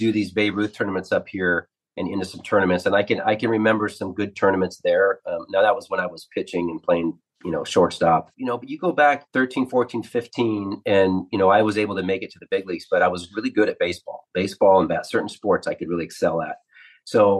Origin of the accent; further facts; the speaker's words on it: the Northwest, Pacific Northwest, United States; I grew up in the Northwest